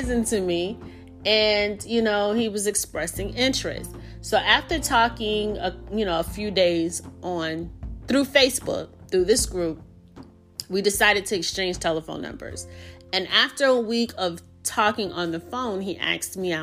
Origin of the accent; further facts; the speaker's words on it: the South, United States; accent: Southern; I live in the South, if you can't already tell by my accent